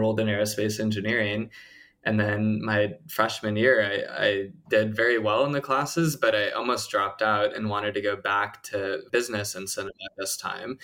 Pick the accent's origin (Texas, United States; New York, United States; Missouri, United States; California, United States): Texas, United States; Plano; I grew up in Texas, went to public school there